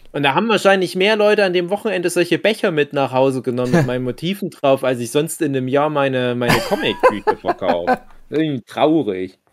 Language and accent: German; East Germany, Germany; wir sind ja Ossi-Männer